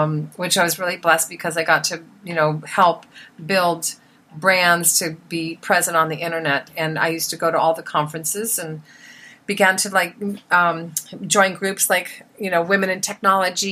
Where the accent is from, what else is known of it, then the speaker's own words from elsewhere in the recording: Des Moines, Iowa, United States; moved away; also born or lived in Hollywood; growing up in Des Moines, Iowa